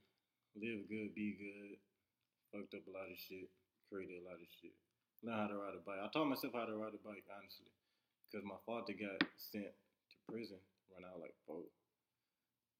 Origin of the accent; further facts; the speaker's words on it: Houston, Texas, United States; grew up in Houston, Texas. A little small area called Greens Point